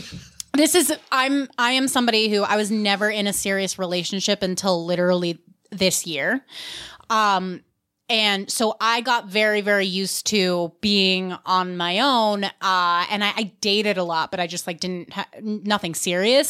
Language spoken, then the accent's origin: English; Westchester, New York, United States; I'm from New York